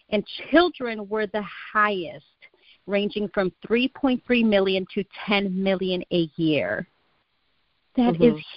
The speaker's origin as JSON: {"language": "English", "town": "Chicago", "region": "Illinois", "country": "United States", "tie": "born or raised there", "said": "Um, well, I'm from Chicago, born"}